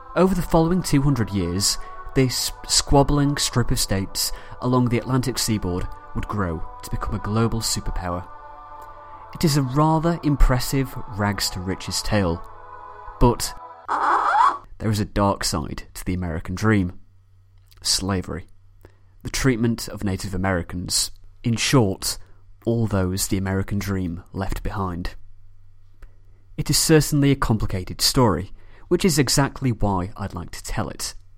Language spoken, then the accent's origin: English; Manchester, North West England, United Kingdom; from Manchester, England